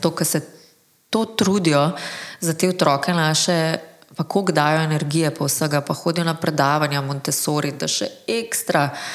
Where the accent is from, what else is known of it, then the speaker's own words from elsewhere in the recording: Slovenia; smo Slovenci